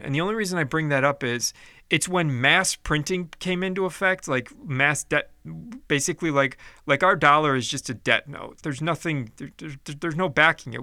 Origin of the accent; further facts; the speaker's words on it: Chicago, Illinois, United States; in the eighties when I was growing up, like, my dad was a firm hater of, of unions because, uh, growing up in Chicago